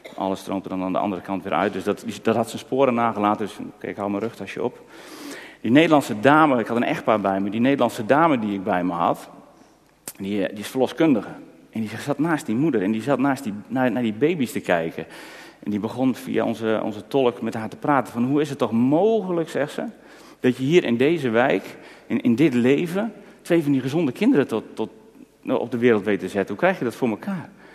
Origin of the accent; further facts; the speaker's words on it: Netherlands; voor ons Nederlanders